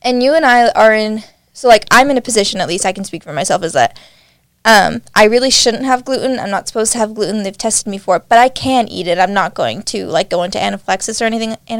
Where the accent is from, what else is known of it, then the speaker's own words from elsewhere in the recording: Nevada, United States; now in Utah, United States; I'm from Nevada